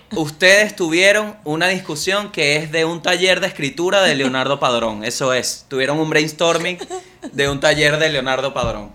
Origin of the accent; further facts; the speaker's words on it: Venezuela; moved away; Yo siento que Venezuela, desde que me fui